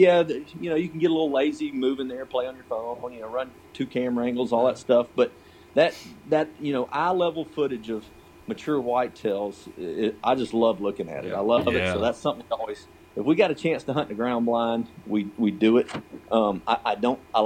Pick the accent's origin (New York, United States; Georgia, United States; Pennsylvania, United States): Georgia, United States; also born or lived in southwest Kansas; I grew up hunting in Georgia